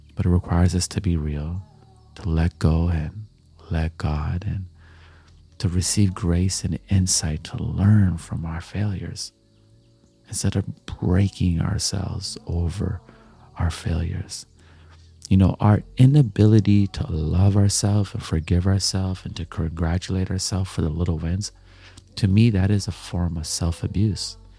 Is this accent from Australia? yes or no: no; Canada; also born or lived in Jamaica; I'm Jamaican, I'm Canadian, I, I grew up on dancehall and reggae